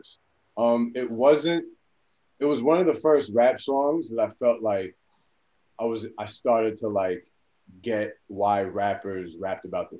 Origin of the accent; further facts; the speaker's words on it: Bellmore, New York, United States; also born or lived in Queens, New York; I'm from Queens, grew up in Long Island.